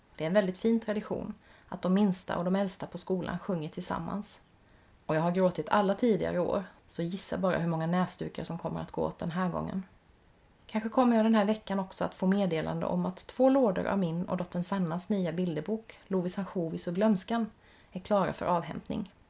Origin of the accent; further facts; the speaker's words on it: Växjö, Kronoberg County, Sweden; min hemstad Växjö